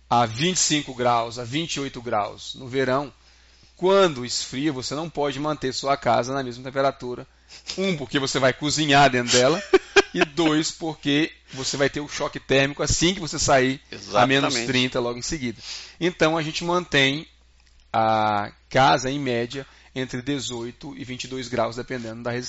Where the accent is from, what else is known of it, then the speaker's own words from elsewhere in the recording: Ceará, Brazil; eu vim do Ceará, a gente vive a 35 graus o tempo todo lá em cima